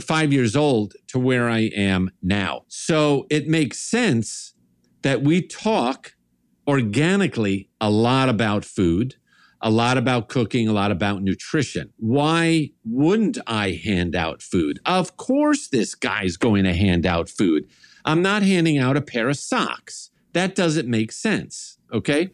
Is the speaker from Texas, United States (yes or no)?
no; New York, United States; me growing up in New York, big Italian family, sort of your stereotypic New York Italian family